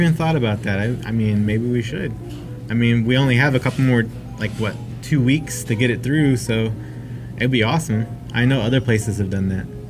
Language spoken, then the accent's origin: English; Manteca, California, United States; now in Stockton, United States; originally, I'm from Manteca